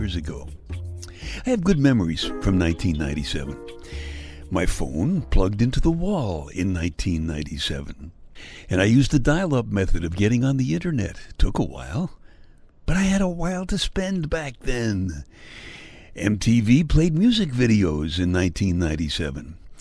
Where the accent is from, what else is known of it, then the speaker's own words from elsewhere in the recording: New York City, New York, United States; I grew up in Brooklyn, New York